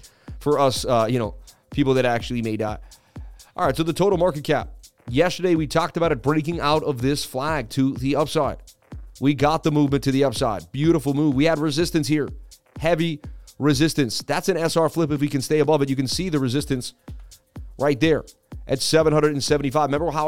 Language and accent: English; Serbia; I know you people love crypto, but I am from Serbia.